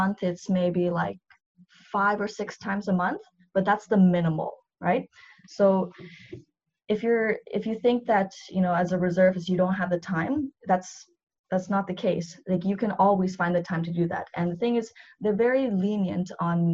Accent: Vancouver, British Columbia, Canada; I was born and raised in Vancouver

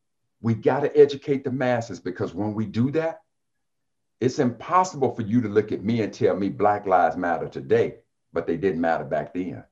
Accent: Jackson, Mississippi, United States; When I came from Jackson, Mississippi, and I got my degree in engineering, I was an educated fool.

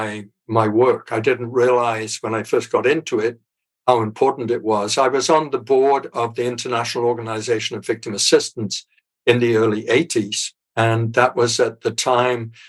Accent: North East England, United Kingdom; moved away as an adult; also born or lived in Ottawa, Canada; I was born in England. My dad was a barrister in the northeast of England.

